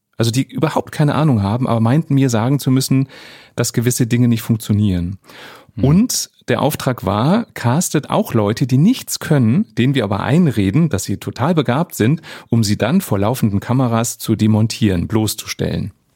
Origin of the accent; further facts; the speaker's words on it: Germany; bei uns in Deutschland